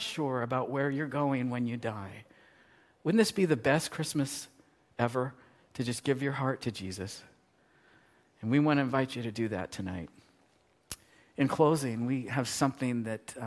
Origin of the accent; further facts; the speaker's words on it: United States; I'm an American. I live in America